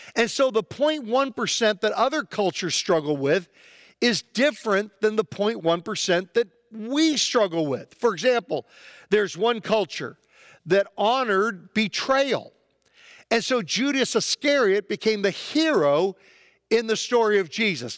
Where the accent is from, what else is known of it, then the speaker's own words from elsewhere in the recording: United States; as an American